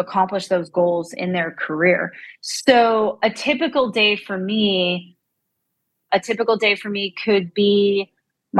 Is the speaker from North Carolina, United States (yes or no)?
no; Central Pennsylvania, United States; moved away as an adult; now in Nashville, United States; I am from Central Pennsylvania originally. I moved to Nashville to go to college at MTSU